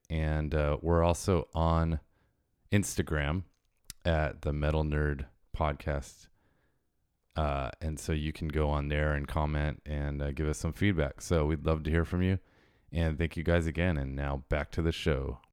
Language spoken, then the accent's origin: English; Westminster, California, United States; I grew up in Westminster